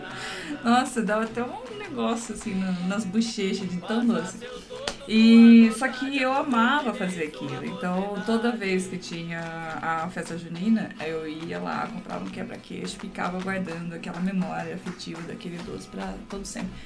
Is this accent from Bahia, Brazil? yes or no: no; Votorantim, São Paulo, Brazil; now in Londrina, Brazil; quando eu era pequena lá em, em Votorantim